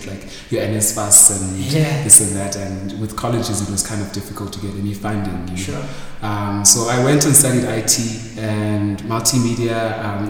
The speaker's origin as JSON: {"language": "English", "town": "East London", "region": "Eastern Cape", "country": "South Africa", "tie": "born or raised there", "also_born_or_lived": "Mthatha / Pretoria", "moved": "as an adult", "lives_now": "Johannesburg, South Africa", "said": "I was born in Mthatha. Grew up in East London for most of my childhood years."}